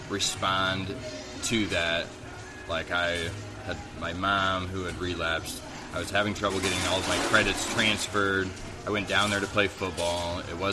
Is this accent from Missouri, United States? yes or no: yes; Farmington, Missouri, United States; I'm from Farmington, yes.